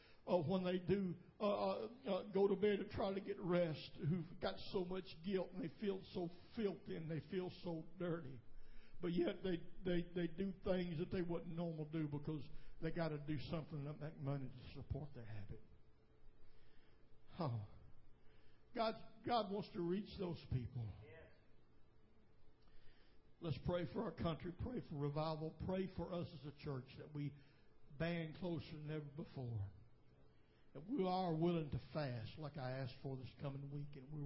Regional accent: United States; I was born in America

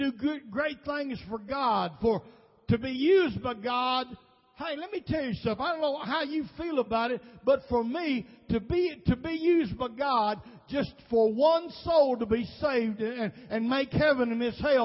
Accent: Nashville, Tennessee, United States; I was raised pretty much in South Nashville

